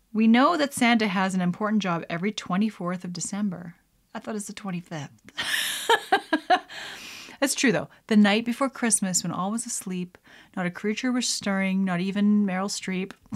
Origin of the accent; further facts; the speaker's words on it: Canada; as a Canadian